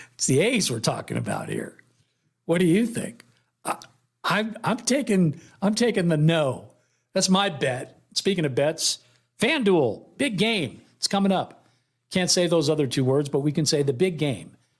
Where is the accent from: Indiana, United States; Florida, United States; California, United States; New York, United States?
California, United States; Oakland; moved away; my hometown